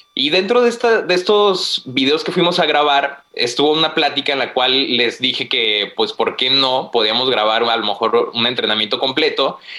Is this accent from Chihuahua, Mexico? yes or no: no; Guanajuato, Mexico; now in Tijuana, Mexico; Soy de Guanajuato, pero vivo en Tijuana.